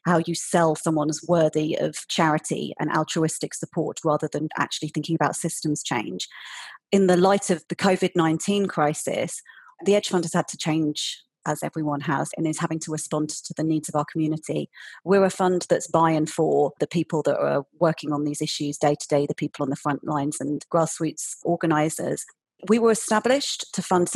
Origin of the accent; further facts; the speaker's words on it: United Kingdom; moved away as an adult; now in Berlin, Germany; I'm British, but I'm based in Germany at the moment, in Berlin.